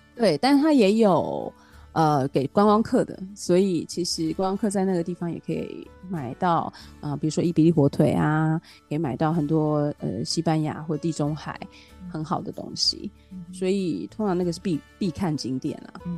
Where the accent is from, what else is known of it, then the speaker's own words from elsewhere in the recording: Taiwan; moved away as an adult; also born or lived in Hamburg, Germany / Italy / Portugal / France; now in Valencia, Spain; 这个跟我是台湾人也很有关系